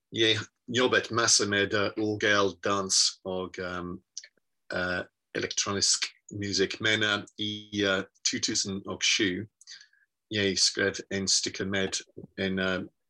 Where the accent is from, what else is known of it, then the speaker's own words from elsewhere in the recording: Worcester, West Midlands, United Kingdom; Norwegian is a second language; moved away as an adult; also born or lived in Birmingham / London; now in Bergen, Norway; jeg ble født i Worcester i England, og uh, jeg var en uh, sanger på Worcester uh, Domcerca Corps